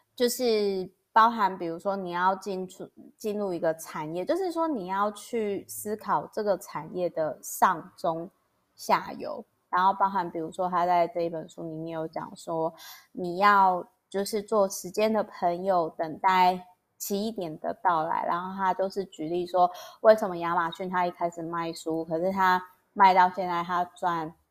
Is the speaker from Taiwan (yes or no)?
yes; Taiwan; 我光是出生在台湾，我就已经很感谢啦